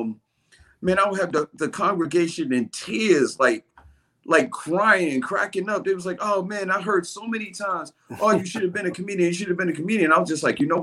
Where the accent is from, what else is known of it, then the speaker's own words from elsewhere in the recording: New York City, New York, United States; I'm from Brooklyn